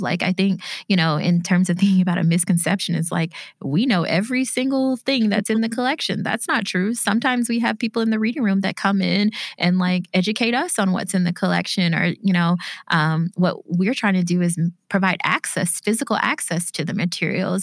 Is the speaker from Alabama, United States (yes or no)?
yes; Bessemer, Alabama, United States; my hometown of Bessemer, Alabama